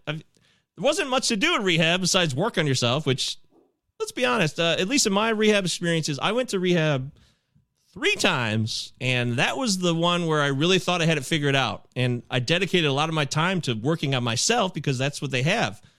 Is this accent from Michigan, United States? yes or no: yes; Michigan, United States; I live in the Great Lakes state. I grew up here in Michigan